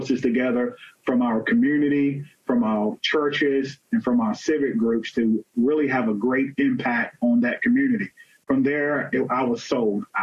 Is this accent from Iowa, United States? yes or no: no; North Carolina, United States; moved away; I'm originally from North Carolina.